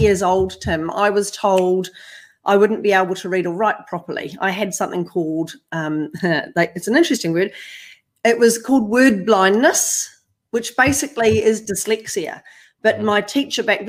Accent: New Zealand; now in Australia; I'm not far from New Zealand, but I am from New Zealand. So I've crossed the ditch, as they say, here in Australia. I've come from the North Island of New Zealand

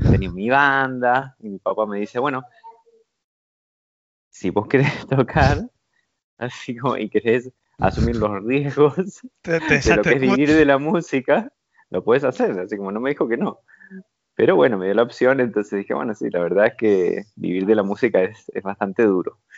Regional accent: Mar del Plata, Buenos Aires Province, Argentina; also born or lived in Rivera; Rivera, un pueblito muy, muy, muy chiquitito, en, la provincia de Buenos Aires. Después, a los seis años, nos mudamos a, Mar del Plata, ya una ciudad más grande.

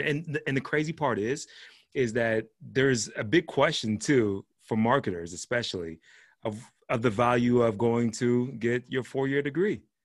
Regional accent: Pittsburgh, Pennsylvania, United States; I was born and raised in Pittsburgh, but my whole family's from Georgia

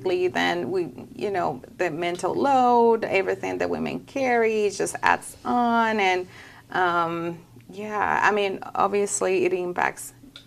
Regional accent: Dominican Republic; moved away as an adult; also born or lived in California; now in Arkansas, United States; I'm originally from the Dominican Republic, and back home, my family's still there

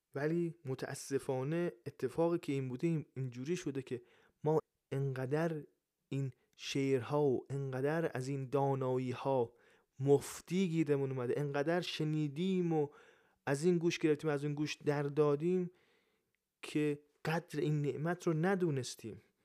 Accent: Iran; من ایرانیم

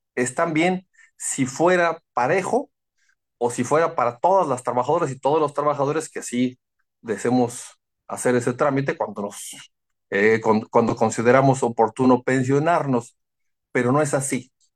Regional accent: Cuernavaca, Morelos, Mexico; yo soy de, de Cuernavaca, somos de Acapancingo

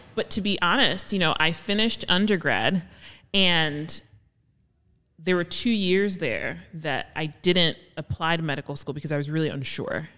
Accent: Jersey City, New Jersey, United States; I grew up in Jersey City

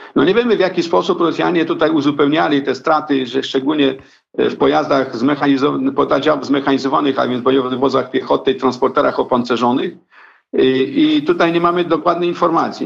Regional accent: Kraśnik, Lublin Voivodeship, Poland; Ja pochodzę y, ze wschodniej części Polski, a więc z okolic Kraśnika Lubelskiego.

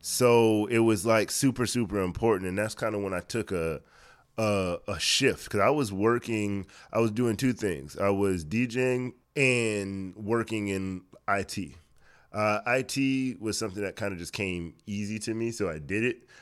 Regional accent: Miami, Florida, United States; moved away as an adult; also born or lived in Orlando, Florida; now in Atlanta, United States; born and raised in Miami, Florida. Lived there, uh, m, majority of my, well, all of my childhood, majority of my life

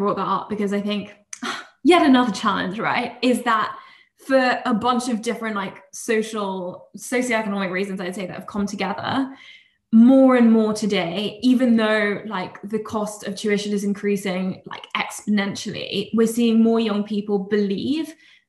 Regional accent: Oxford, South East England, United Kingdom; I come from Oxford, which has a very academic reputation, obviously.

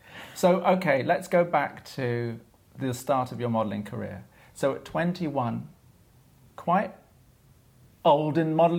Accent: London, United Kingdom; moved away; also born or lived in Notting Hill Gate; So I guess central London is where I'm from.

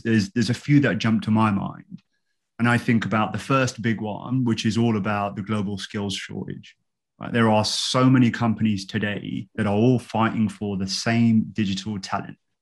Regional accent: London, United Kingdom; now in Woking, United Kingdom; I grew up in London uh, and uh, I'm currently living with my wife in Woking.

